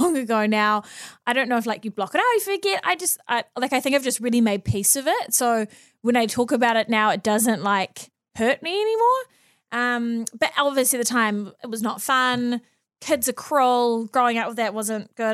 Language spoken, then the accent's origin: English; Auckland, New Zealand; also born or lived in Mount Maunganui; I've born and bred here